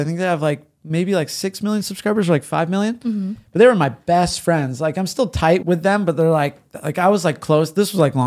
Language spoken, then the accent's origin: English; San Diego, California, United States; born or raised there; also born or lived in Glendale, California